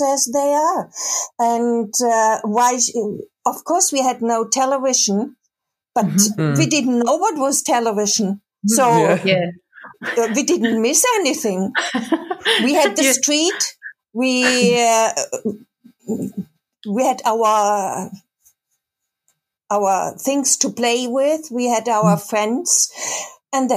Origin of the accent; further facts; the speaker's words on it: Karlsruhe, Baden-Württemberg, Germany; English is a second language; now in Cologne, Germany; I come originally from Karlsruhe in the southwest